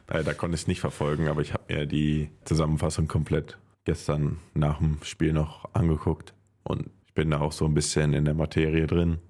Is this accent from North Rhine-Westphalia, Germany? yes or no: yes; Haldern, North Rhine-Westphalia, Germany; Das ist halt mein Heimatdorf. Ich komme ursprünglich aus Haldern.